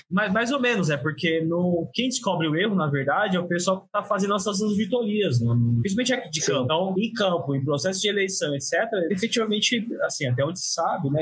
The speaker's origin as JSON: {"language": "Portuguese", "region": "São Paulo", "country": "Brazil", "said": "eu sou de São Paulo"}